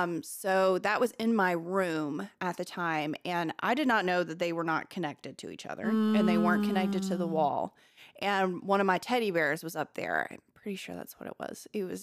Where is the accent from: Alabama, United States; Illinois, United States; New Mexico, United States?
Alabama, United States; Millbrook; also born or lived in Montgomery / Prattville; I grew up in Millbrook, Montgomery, and Prattville, Alabama. So they're all very close to each other. Montgomery is the capital.